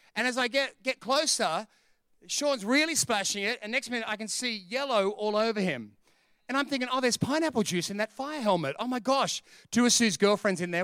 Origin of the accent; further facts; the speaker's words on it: Sydney, New South Wales, Australia; We're from Sydney